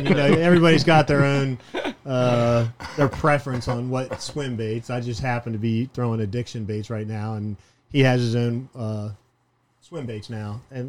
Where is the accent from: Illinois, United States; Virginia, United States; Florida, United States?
Florida, United States; Miami; I grew up in Miami on the canals, in between Miami.